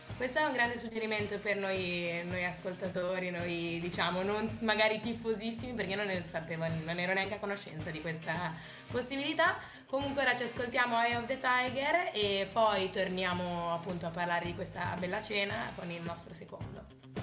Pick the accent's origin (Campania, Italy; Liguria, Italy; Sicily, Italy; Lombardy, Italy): Liguria, Italy; Genoa; vengo da Genova